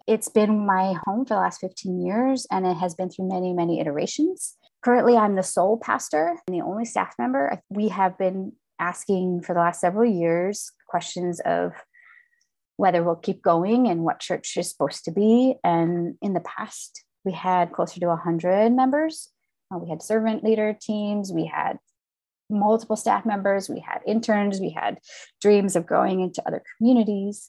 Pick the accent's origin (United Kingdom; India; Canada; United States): United States; Midwest; I grew up in the Midwest, the third and youngest child of parents that emigrated from Finland